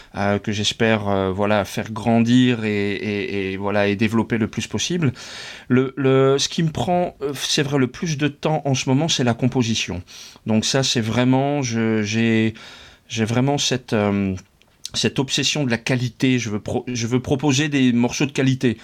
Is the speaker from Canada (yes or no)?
no; France; moved away as an adult; now in Netherlands; j'ai passé toute mon enfance, mon adolescence et mes études en France